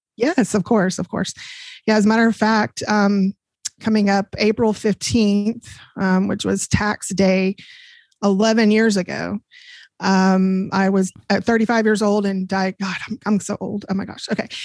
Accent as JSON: {"language": "English", "town": "DeSoto", "region": "Texas", "country": "United States", "tie": "born or raised there", "also_born_or_lived": "Plano, Texas / Glen Heights, Texas", "said": "I grew up in Plano, and I grew up in DeSoto, Glen, uh, DeSoto, Texas."}